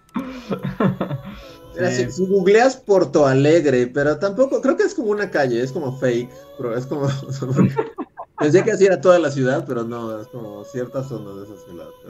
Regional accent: Mexico City, Mexico; en cuanto bajo de Chilangolandia hacia los trópicos

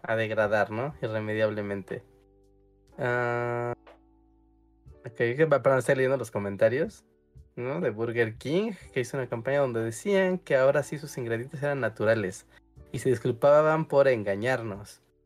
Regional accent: Mexico City, Mexico; Como muy chilangos nosotros

